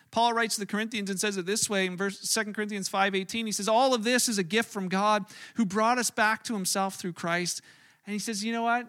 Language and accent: English; Canada; as a Canadian